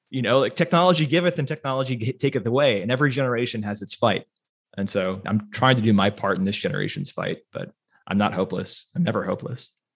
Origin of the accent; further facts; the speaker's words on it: United States; I'm an American